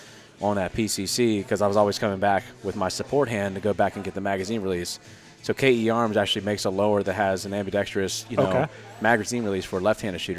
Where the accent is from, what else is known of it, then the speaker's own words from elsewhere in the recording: Culpeper County, Virginia, United States; I'm from Culpeper County, Virginia.